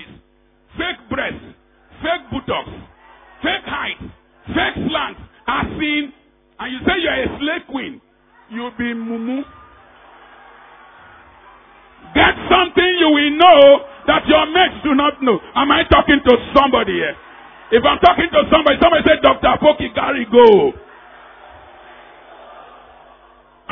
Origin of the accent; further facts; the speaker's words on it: Niger Delta, Nigeria; We from the Niger Delta, we are too proud.